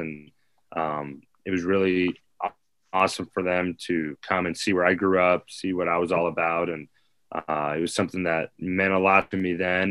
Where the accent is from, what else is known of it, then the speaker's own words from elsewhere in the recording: Fresno, California, United States; moved away as an adult; now in Nebraska, United States; I came from Fresno